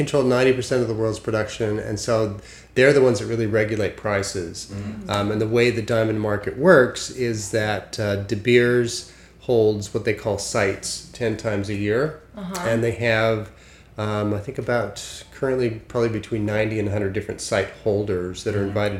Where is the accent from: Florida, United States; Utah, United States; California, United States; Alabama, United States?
Utah, United States; Salt Lake City; moved away as an adult; also born or lived in Los Angeles, United States; now in New York, United States; So I'm originally from Salt Lake City, Utah. I was born and raised a good Mormon boy, I'm proud to say. And then I moved